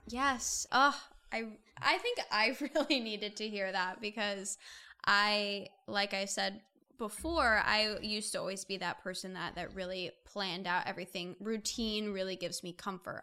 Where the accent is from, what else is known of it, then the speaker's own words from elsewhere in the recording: Indiana, United States; now in Los Angeles, United States; I'm originally from Indiana